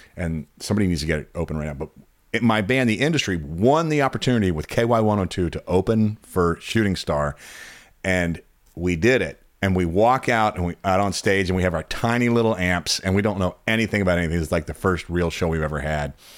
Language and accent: English; Louisville, Kentucky, United States; moved away as an adult; also born or lived in Kansas City; now in Chicago, United States; I grew up and born and raised in Louisville, Kentucky